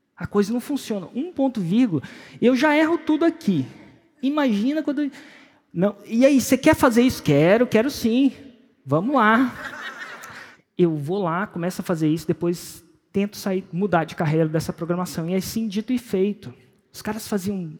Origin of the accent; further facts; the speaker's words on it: Brasília, Federal District, Brazil; Eu nasci em Brasília, 1977